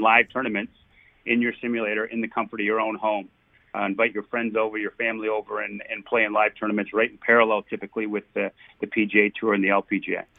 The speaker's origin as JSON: {"language": "English", "country": "Canada", "said": "I'm a Canadian hockey player slash soccer player"}